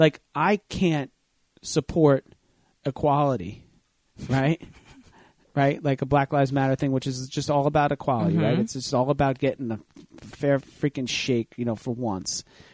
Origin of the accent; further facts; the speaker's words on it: New Jersey, United States; my hometown